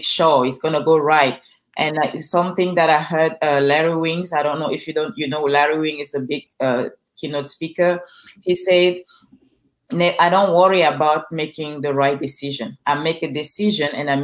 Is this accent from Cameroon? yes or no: yes; Cameroon; English is a second language; now in Los Angeles, United States; I'm originally from Cameroon.